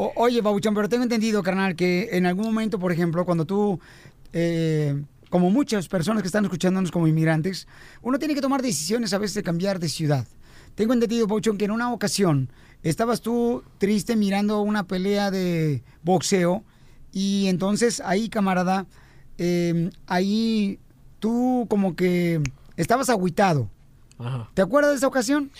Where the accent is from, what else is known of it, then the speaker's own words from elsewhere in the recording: Ocotlán, Jalisco, Mexico; now in United States; soy de Ocotlán, Jalisco